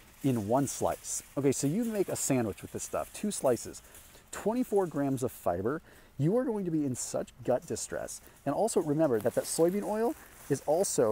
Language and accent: English; Sonoma, California, United States; moved away; I'm originally from Sonoma